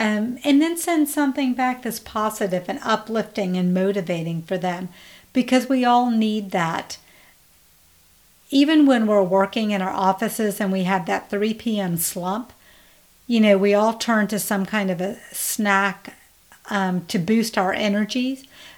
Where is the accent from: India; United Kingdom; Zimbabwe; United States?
India; We actually don't have coffee, we drink tea. We're Indian, so we drink tea.